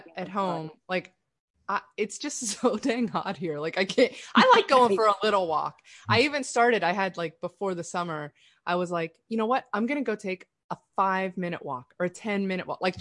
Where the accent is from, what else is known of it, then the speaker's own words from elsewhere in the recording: Pittsburgh, Pennsylvania, United States; I grew up in Pittsburgh